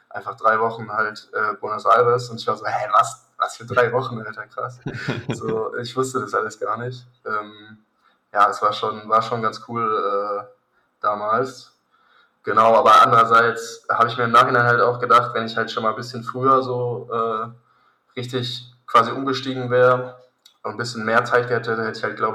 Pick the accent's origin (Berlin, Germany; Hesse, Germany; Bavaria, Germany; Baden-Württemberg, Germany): Hesse, Germany; Königstein; ich bin jetzt 20, bin in Königstein aufgewachsen, in der Nähe von Frankfurt.